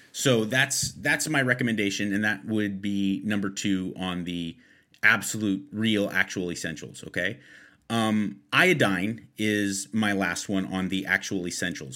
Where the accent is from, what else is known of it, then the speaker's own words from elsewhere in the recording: Los Angeles, California, United States; I'm born and raised in Los Angeles